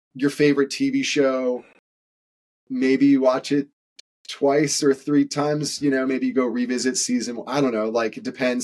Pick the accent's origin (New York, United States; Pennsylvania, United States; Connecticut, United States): Connecticut, United States; I grew up in Connecticut